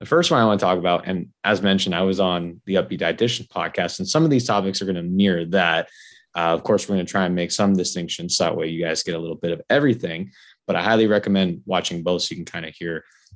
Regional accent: South Florida, United States; I'm an East Coast kid, man. That's where I grew up in South Florida, and that's where I stayed

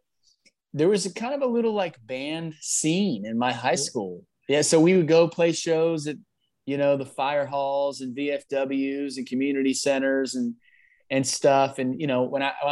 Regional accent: Pittsburgh, Pennsylvania, United States; moved away as an adult; also born or lived in New Jersey; now in Nashville, United States; I was born in New Jersey, still got a ton of family there. And I moved to the Pittsburgh area when I was about 4 years old. And that's really where I spent my childhood until I graduated high school

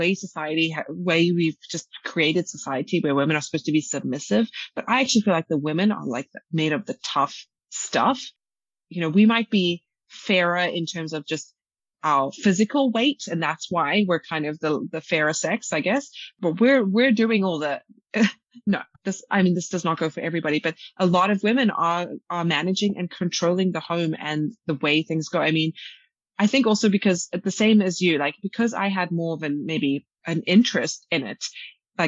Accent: South Africa; I'm from South Africa

